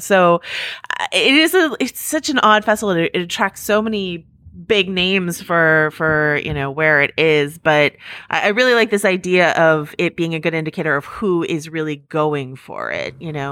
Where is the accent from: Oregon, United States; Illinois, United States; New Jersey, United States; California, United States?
California, United States; Mill Valley; I grew up in Mill Valley. It's right across the bridge from San Francisco.